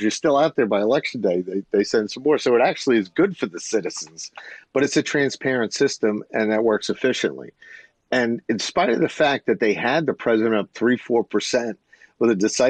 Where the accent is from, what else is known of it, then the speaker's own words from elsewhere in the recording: United States; moved away; I grew up in around New York